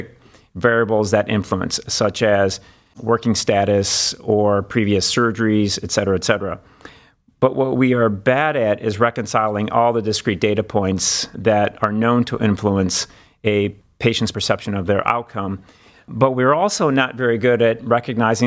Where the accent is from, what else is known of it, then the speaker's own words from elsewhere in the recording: Cleveland, Ohio, United States; also born or lived in Washington, D.C. / Los Angeles / Memphis; I'm actually from Cleveland